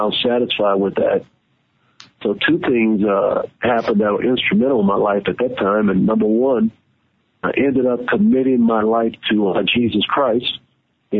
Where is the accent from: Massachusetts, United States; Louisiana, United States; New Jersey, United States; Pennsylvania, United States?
Louisiana, United States; New Orleans; I'm from New Orleans, from my high school, I graduated in 1986